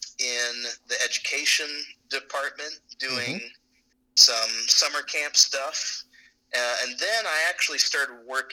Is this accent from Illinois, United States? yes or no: no; Oklahoma, United States; now in Tallahassee, United States; I'm from Oklahoma.